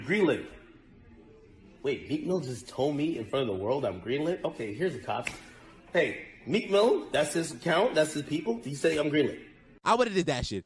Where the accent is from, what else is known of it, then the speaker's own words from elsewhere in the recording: Philadelphia, Pennsylvania, United States; I am 100% from Philadelphia